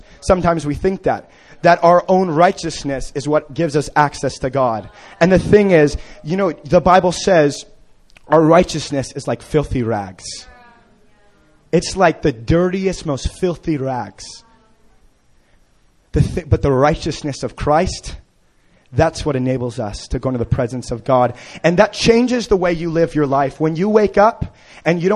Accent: Kansas City, Missouri, United States; I've been growing up in Kansas City

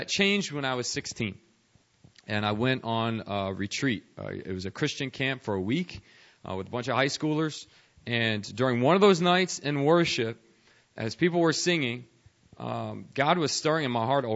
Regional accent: United States; I was a white suburbanite growing up outside Washington, D.C.

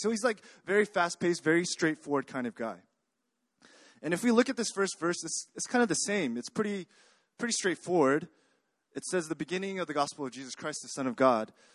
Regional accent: Texas, United States; moved away as an adult; now in Korea; I grew up in Texas. Uh, I came to Korea a few years ago

